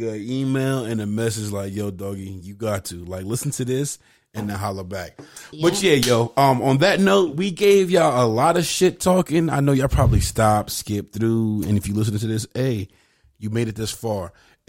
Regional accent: Bronx, New York, United States; Oh, fuck out of here. I'm from Gun Hill, pussy.

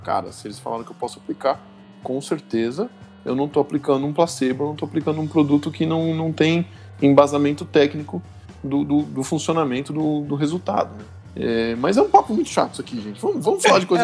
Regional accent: São Bernardo do Campo, São Paulo, Brazil; now in Curitiba, Brazil; sou aí de São Bernardo

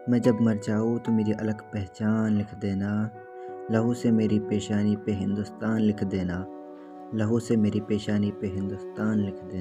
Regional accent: Nagpur, Maharashtra, India; और मैं नागपुर शहर से हूँ

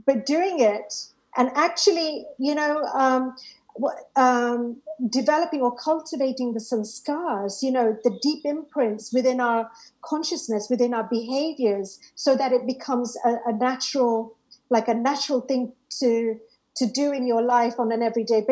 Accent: Harrow, London, United Kingdom; the library in Rainer's Lane, which is, you know, where I grew up in Harrow

